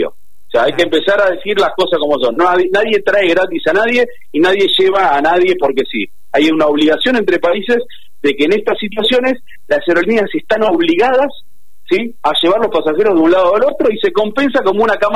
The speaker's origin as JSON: {"language": "Spanish", "country": "Argentina", "said": "Nos tenemos que cuidar entre nosotros como argentinos"}